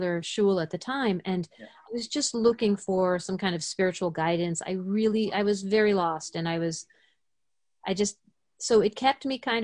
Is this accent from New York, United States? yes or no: yes; suburbs of New York City, United States; I am originally from New York. I grew up a conservative Jew in the suburbs of New York City